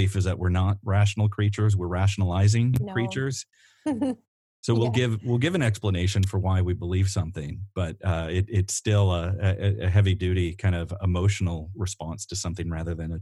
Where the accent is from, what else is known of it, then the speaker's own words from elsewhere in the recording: Northern Illinois, United States; moved away as an adult; now in Iowa City, United States; I grew up in Northern Illinois as well